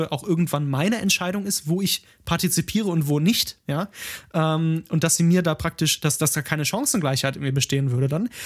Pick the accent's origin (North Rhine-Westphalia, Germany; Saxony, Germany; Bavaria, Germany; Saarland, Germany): North Rhine-Westphalia, Germany; Ruhr area; komme ich ja auch, auch aus dem Ruhrgebiet